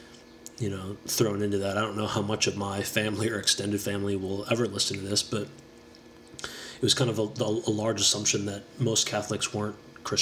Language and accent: English; United States; as an American